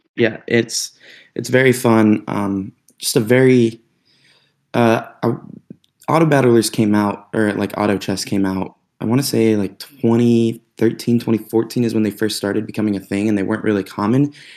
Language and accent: English; North Georgia, United States; moved away as an adult; we grew up in North Georgia, not the best little town